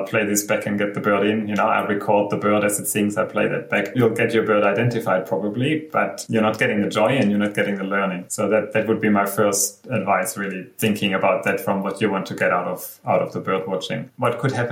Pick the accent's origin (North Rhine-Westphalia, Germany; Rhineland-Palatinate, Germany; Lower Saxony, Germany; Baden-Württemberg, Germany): Baden-Württemberg, Germany; Black Forest; moved away as an adult; now in Cairns, Australia; I grew up in Germany, and it's a much smaller country than Australia